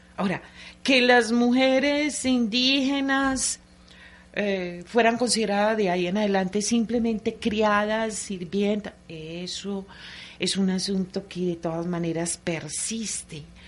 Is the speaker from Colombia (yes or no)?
yes; Antioquia, Colombia; como antioqueña que soy